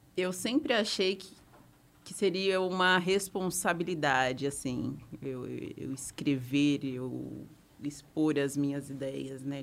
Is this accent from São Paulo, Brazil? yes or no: yes; Santo André, São Paulo, Brazil; Eu sou de Santo André, de Santo André, ABC Paulista